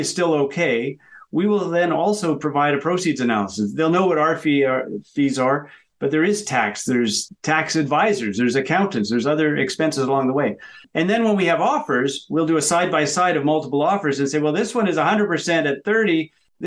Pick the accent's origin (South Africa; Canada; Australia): Canada; being Canadian, we've got a .ca.